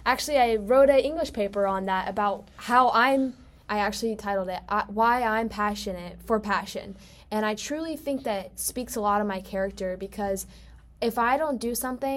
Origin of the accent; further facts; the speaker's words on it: Charlotte, North Carolina, United States; moved away as an adult; now in Tennessee, United States; I was born in Charlotte, North Carolina, and I lived there for a little bit, and then I moved to a suburb right on the border of South and North Carolina. And now I'm technically living at UT.